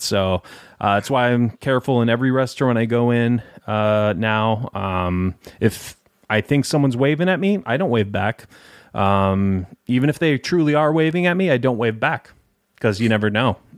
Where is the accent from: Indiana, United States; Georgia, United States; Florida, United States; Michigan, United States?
Michigan, United States; Detroit; I'm from Detroit